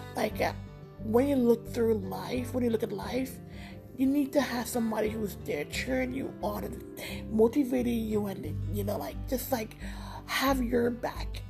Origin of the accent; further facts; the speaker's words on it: New York, United States; I'm from New York